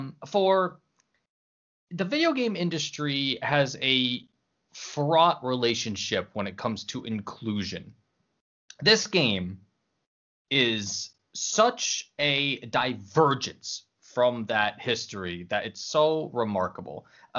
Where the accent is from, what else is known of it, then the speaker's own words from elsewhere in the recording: United States; As an American